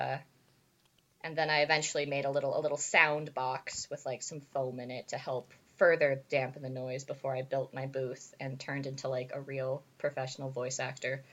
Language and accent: English; Casa Grande, Arizona, United States; I am from Casa Grande, Arizona